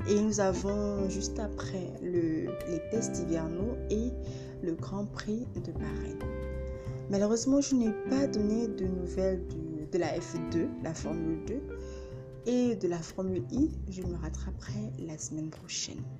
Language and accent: French; Gabon; mon pays d'origine, le Gabon, et pourquoi pas dans d'autres pays.